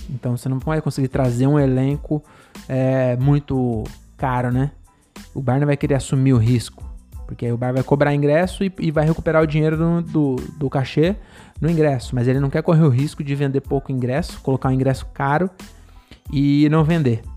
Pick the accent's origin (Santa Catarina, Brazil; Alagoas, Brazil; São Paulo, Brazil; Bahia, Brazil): São Paulo, Brazil; Francisco Morato; Francisco Morato, minha cidade, não é minha cidade natal, porque eu nasci em São Paulo, mas eu mudei para Morato com 11 meses